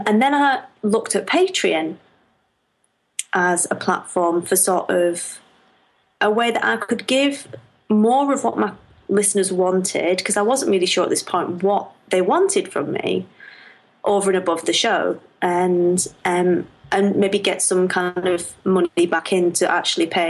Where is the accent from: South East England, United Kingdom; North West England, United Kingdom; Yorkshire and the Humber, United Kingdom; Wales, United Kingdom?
North West England, United Kingdom; Lancashire; Everybody thinks I'm from Yorkshire when I'm from Lancashire.